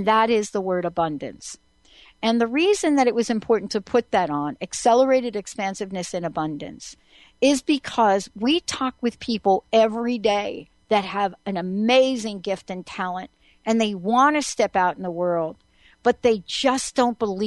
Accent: New York, United States; I grew up in New York

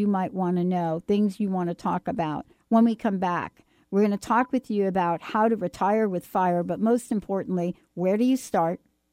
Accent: New York, United States; I'm from New York

